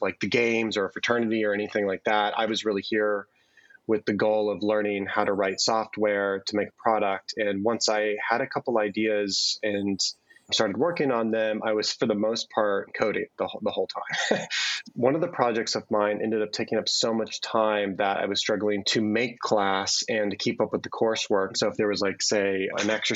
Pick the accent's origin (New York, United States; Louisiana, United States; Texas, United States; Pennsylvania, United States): Pennsylvania, United States; Bethlehem; now in State College, United States; I grew up in the Bethlehem area in Pennsylvania